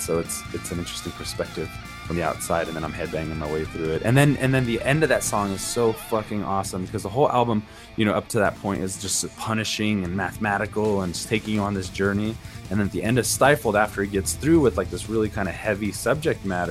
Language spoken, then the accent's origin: English; United States; as an American